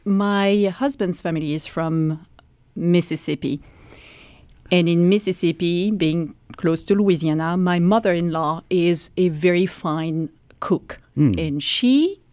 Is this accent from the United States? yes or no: no; Normandy, France; moved away; I am from Normandy. So Normandy is the northwest of France.